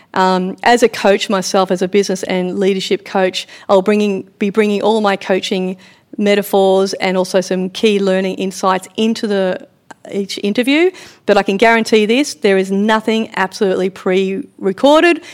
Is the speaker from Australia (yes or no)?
yes; Victoria, Australia; growing up on a farm in Victoria